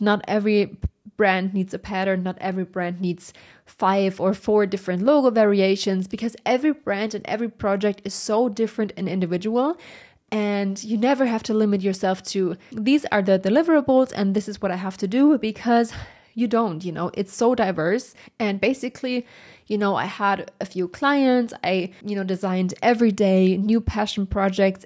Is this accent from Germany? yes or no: yes; Germany; English is a second language; I'm from Germany, so English is not my first language